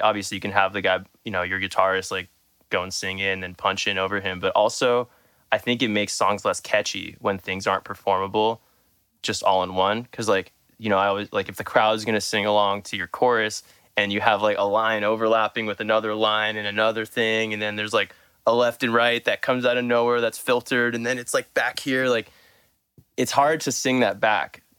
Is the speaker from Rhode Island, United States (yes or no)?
no; Southern California, United States; I'm from Southern California